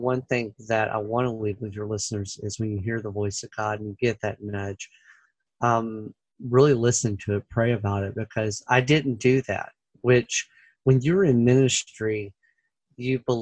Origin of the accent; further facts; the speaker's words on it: Memphis, Tennessee, United States; moved away as an adult; now in St. Louis, United States; I was born and raised in Memphis